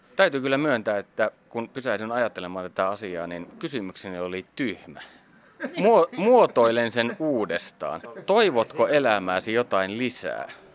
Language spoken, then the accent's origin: Finnish; Savonia, Finland; minun kotikonnullani Savossa.